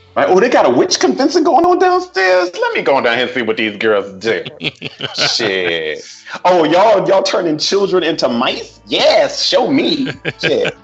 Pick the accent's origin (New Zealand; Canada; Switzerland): Switzerland; i was born in Switzerland